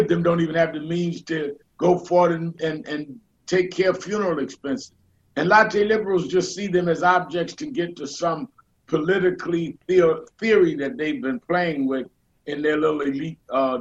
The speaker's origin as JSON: {"language": "English", "town": "New York City", "region": "New York", "country": "United States", "tie": "born or raised there", "said": "I was born and raised in Brooklyn"}